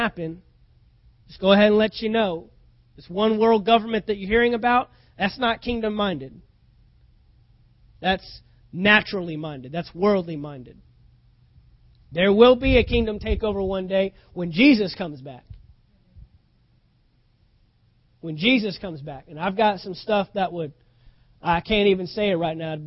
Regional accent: United States; we're American citizens because we were born in this nation

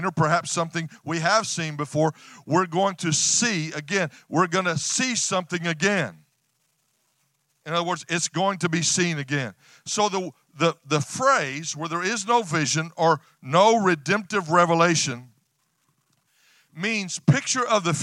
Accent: West Texas, United States; I'm from West Texas, a ranching family

